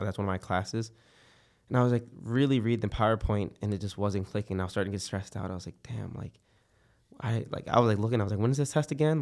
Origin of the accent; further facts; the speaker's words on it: Philadelphia, Pennsylvania, United States; now in Florida, United States; I've been here for, like, ten years now, 'cause I'm from Philadelphia